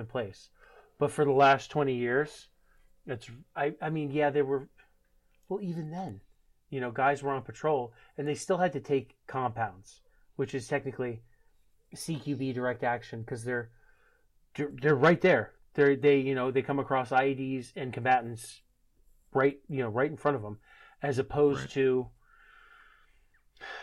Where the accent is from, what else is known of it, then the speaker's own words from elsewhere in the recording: Maine, United States; moved away; also born or lived in Washington; I'm growing up in Maine and hunting in Maine